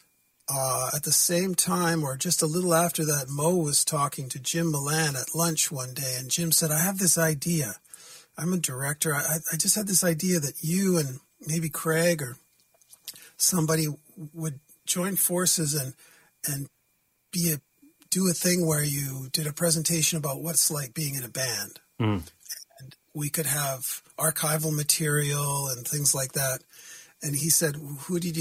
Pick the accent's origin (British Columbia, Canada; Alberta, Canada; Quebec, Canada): British Columbia, Canada; Vancouver; I'm from Vancouver, BC